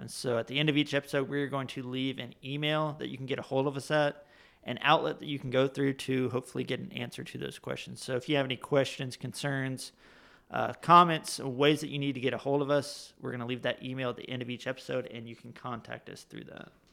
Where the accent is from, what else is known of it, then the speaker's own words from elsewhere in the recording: Florida, United States; now in Huron, United States; I'm originally from Florida, and so that's where I was born and raised